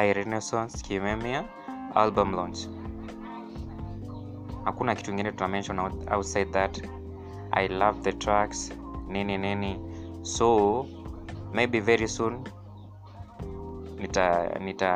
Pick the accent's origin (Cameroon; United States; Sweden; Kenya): Kenya; as a Kenyan artist